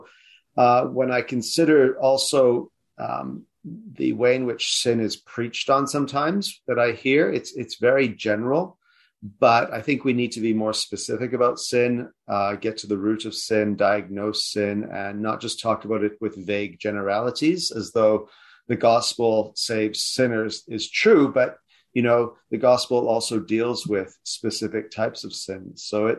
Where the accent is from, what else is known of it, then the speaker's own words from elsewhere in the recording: Canada; moved away; also born or lived in South Africa / United Kingdom / United States; I was born in South Africa, but I have British parents. So that's the explanation for the bland South African name. But we moved to Canada when I was about 8.